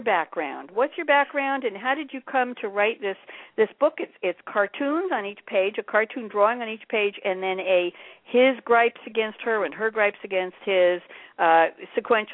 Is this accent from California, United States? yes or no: no; New York, United States; accent: Pennsylvania twang; I am from New York, born and bred